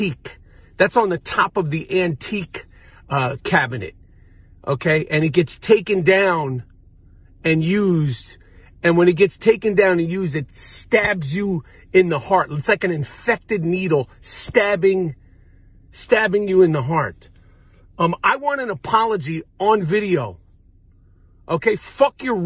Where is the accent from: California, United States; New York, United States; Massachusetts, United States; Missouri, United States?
New York, United States; New York City; Growing up in New York City